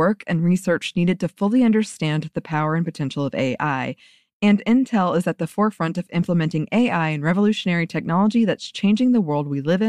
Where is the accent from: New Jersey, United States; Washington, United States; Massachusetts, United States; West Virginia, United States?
West Virginia, United States; And given that I'm from West Virginia, its Appalachian setting called to something inside of me.